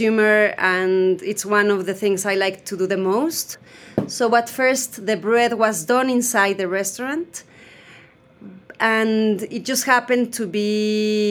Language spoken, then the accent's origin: English; Mexico City, Mexico; I'm Mexican from Mexico City. I have lived in Mexico City almost all my life.